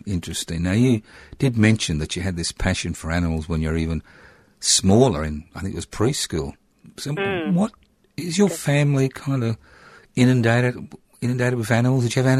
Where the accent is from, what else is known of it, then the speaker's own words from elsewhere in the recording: Queensland, Australia; because I was born in Queensland